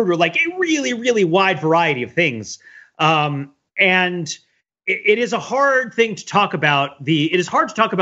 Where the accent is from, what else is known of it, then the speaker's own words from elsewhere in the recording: New Jersey, United States; I grew up in New Jersey